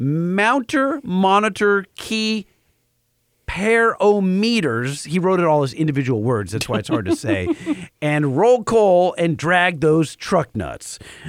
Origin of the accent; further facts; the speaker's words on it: South Carolina, United States; I'm from South Carolina and they're really popular around here.